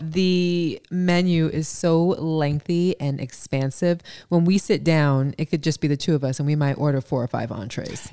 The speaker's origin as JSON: {"language": "English", "region": "New York", "country": "United States", "said": "We're from New York"}